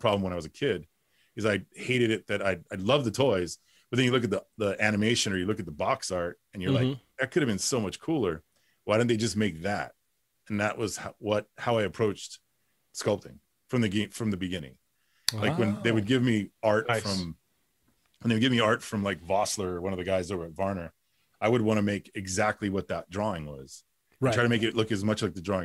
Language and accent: English; Los Angeles, California, United States; I grew up in Boyle Heights